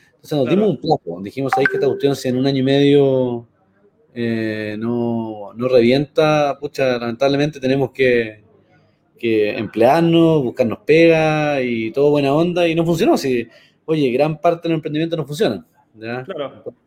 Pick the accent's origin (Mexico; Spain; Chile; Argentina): Chile; also born or lived in United States; como chilenos